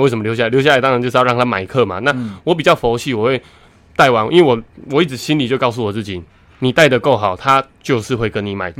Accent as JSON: {"language": "Chinese", "town": "Taitung", "region": "Taitung County", "country": "Taiwan", "tie": "born or raised there", "said": "我是台东人啊，那我们台东的体育场啊，其实就是绕着那个台东大学体育系的系馆旁边"}